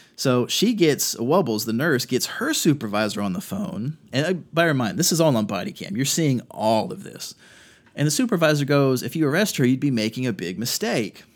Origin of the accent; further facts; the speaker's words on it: North Carolina, United States; In my home state of North Carolina